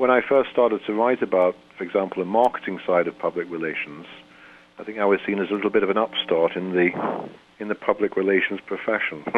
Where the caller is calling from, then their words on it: St. Catharines, Ontario, Canada; I'm calling in from Canada